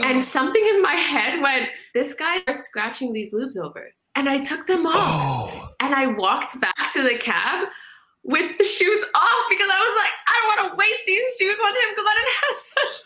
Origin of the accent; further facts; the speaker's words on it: Canada; I'm Somali, Canadian. I was born in Canada. My parents are Somali